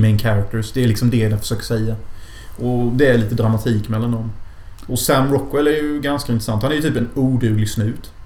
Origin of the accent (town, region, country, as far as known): Sweden